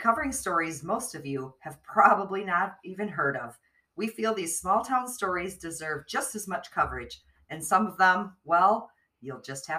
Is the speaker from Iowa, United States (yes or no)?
yes; Midwest Iowa, United States; we're from Midwest Iowa, born and raised